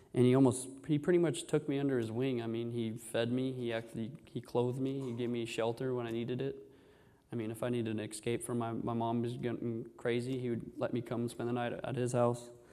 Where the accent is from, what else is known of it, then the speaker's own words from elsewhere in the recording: Orange, California, United States; I was born here in Orange